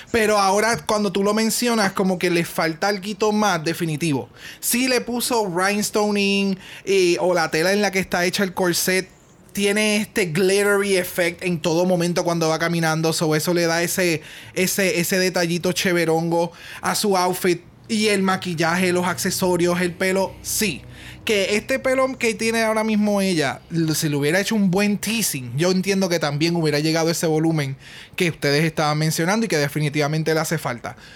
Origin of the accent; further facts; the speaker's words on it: Spain; Sí soy española y en mi canción hablé en español porque esas son mis raíces y soy muy orgullosa de ser española.